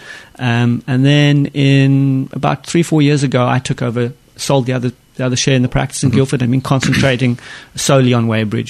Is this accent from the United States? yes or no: no; Stellenbosch, Western Cape, South Africa; moved away; I was born and raised in South Africa, in a town called Stellenbosch in the wine-growing region.